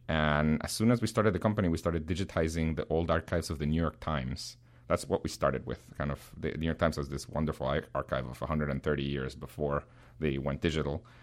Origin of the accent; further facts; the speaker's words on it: Guatemala; English is a second language; now in United States; I was born in Guatemala